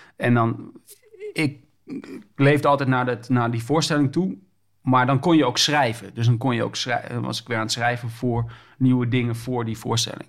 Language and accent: Dutch; Groningen, Netherlands; now in Amsterdam, Netherlands; ik kom oorspronkelijk uit Groningen, maar ik woon nu in Amsterdam.